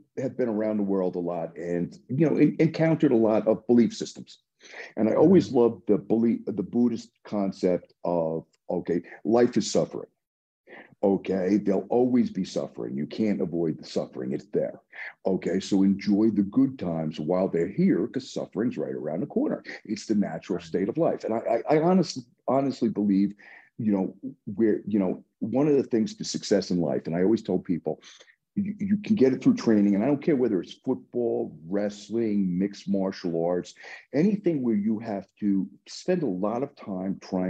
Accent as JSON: {"language": "English", "town": "New York City", "region": "New York", "country": "United States", "tie": "born or raised there", "said": "I grew up in the Bronx"}